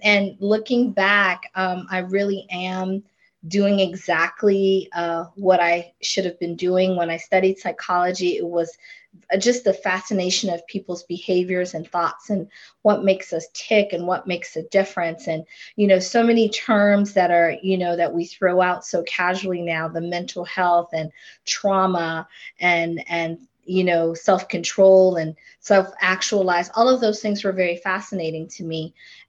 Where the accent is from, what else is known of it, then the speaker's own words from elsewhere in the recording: Florida, United States; I was an island girl. I grew up in Florida. North Philly was not doing it for me.